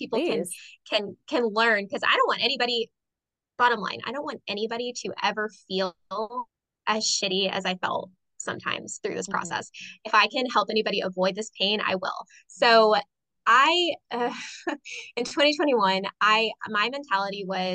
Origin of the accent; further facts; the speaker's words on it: Sanford, United States; a theater in my hometown